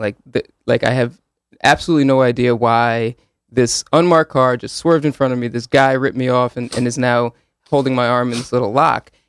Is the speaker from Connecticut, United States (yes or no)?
yes; Hamden, Connecticut, United States; also born or lived in Woodbridge, Connecticut / New Haven, Connecticut; I grew up in Hamden in Woodbridge